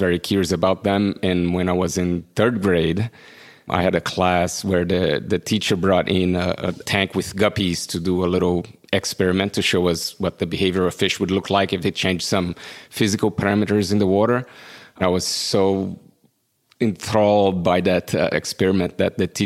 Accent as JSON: {"language": "English", "town": "João Pessoa", "region": "Paraíba", "country": "Brazil", "tie": "born or raised there", "moved": "as an adult", "lives_now": "California, United States", "said": "I'm from João Pessoa, Brazil"}